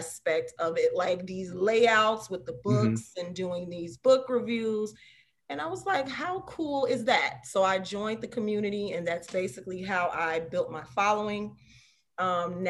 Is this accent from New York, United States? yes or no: no; Chicago, Illinois, United States; I was born and raised in Chicago